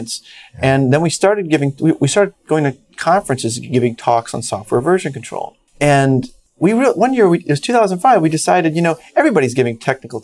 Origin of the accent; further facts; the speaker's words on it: New Orleans, Louisiana, United States; moved away as an adult; also born or lived in Chicago; I grew up in New Orleans, moved to Chicago